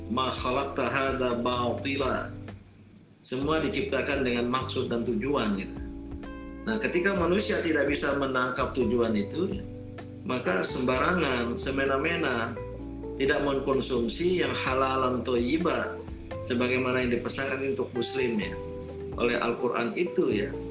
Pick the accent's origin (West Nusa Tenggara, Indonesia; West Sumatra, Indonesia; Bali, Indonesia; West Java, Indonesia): West Nusa Tenggara, Indonesia; ini suku tetangga saya ya suku Bojo Bima itu di Pulau Sumbawa saya suku Samawa Sumbawanya